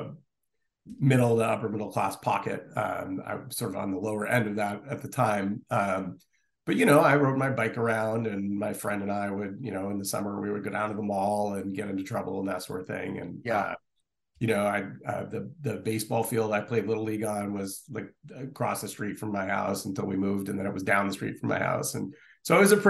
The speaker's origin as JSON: {"language": "English", "town": "Stamford", "region": "Connecticut", "country": "United States", "tie": "born or raised there", "said": "I grew up in Stamford, Connecticut"}